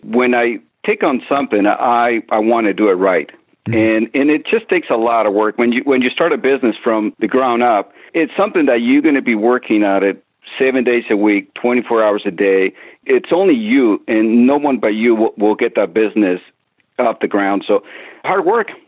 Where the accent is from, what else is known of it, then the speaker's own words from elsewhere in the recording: Mexico; I grew up in Mexico